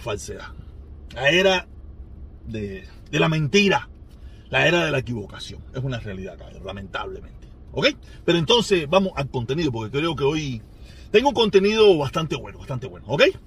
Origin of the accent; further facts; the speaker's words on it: Havana, Cuba; accent: habanero; soy habanero. Discúlpenme, soy habanero. Los habaneros equivocamos la S y las R y las L.